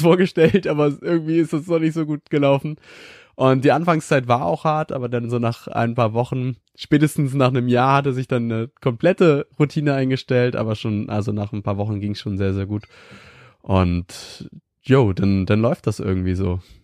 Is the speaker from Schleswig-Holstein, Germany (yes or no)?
yes; Schleswig-Holstein, Germany; ich komme aus einem kleinen 300 Einwohner Dorf in Norddeutschland, ganz im Norden in Schleswig-Holstein